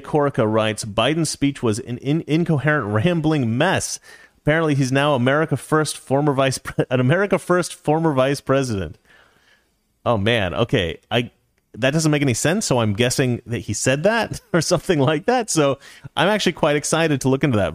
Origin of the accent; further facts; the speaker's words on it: Oregon, United States; moved away; I live in the city, but I'm actually from Oregon